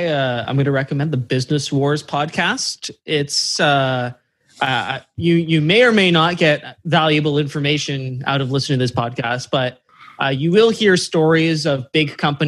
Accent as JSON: {"language": "English", "town": "Brantford", "region": "Ontario", "country": "Canada", "tie": "born or raised there", "said": "I rented movies from Blockbuster in my hometown of Brantford, Ontario."}